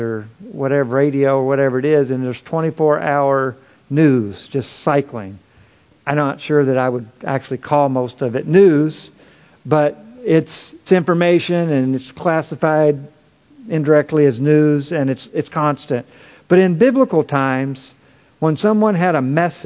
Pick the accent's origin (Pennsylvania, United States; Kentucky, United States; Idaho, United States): Kentucky, United States; I was born in the Bible Belt in Kentucky, and I rarely met a person who did not confess that they believed in God